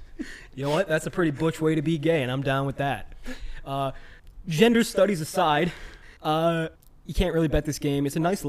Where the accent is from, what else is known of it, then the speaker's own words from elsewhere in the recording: Texas, United States; And I'm Texan.